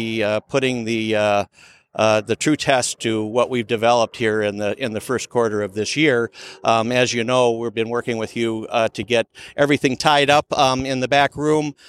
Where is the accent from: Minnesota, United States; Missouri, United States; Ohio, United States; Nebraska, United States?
Minnesota, United States; Minneapolis; accent: Minnesota; moved away as an adult; now in Henderson, United States; I moved out here 10 years ago from Minneapolis. My Minnesota accent